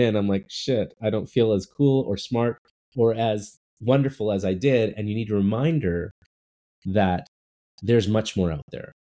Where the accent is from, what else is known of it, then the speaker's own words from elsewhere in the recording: Burnaby, British Columbia, Canada; also born or lived in Vancouver; I grew up I grew up in cool. Burnaby. Uh nice uh, and you know, I was born in Vancouver, so but my parents were from India